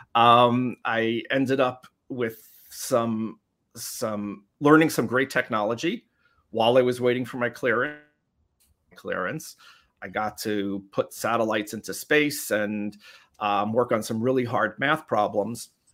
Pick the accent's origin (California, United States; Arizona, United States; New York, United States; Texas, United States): New York, United States; New York City; the Bronx, New York. so I grew up in New York City.